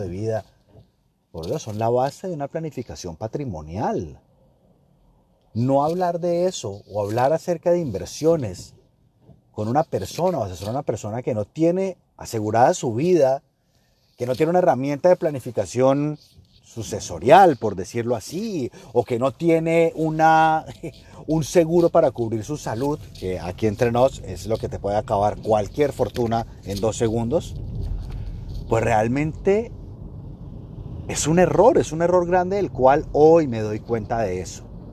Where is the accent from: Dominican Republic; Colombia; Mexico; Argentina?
Colombia; estoy en Colombia, estoy en mi país